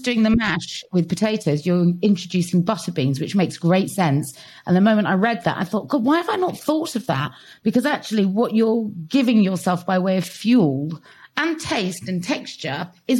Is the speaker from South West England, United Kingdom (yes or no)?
yes; Gloucestershire, South West England, United Kingdom; Tom Kerridge and I, we recently shared our love of growing up in Gloucestershire.